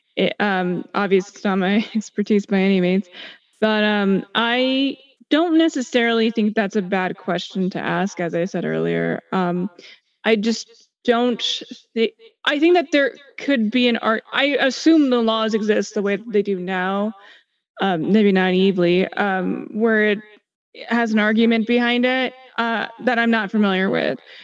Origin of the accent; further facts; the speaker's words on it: United States; I'm an American